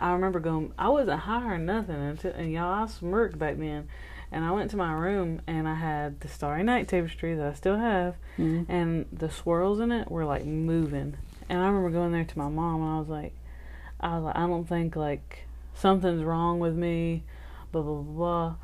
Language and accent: English; Alabama, United States; we are from Alabama